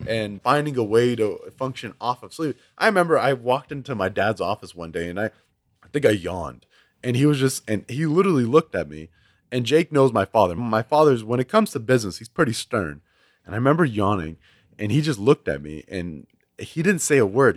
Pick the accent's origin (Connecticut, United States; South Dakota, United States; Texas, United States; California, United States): Texas, United States; Houston; I was born and raised in Houston